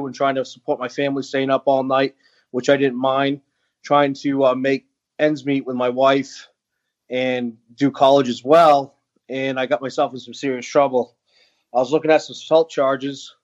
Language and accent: English; Maine, United States; I grew up in Maine